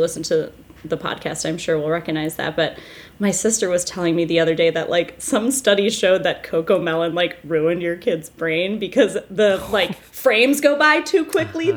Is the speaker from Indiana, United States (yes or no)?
no; New Hampshire, United States; I'm a New England gal. I'm from New Hampshire